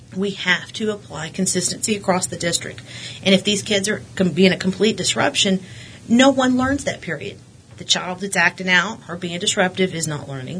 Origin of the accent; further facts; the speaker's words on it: Midland, Texas, United States; also born or lived in Odessa, Texas; I was born in Odessa, but we transferred all over the state of Texas. But I, I consider myself a Midlander just because that's most of what I've known. I've been here since 88 or 89.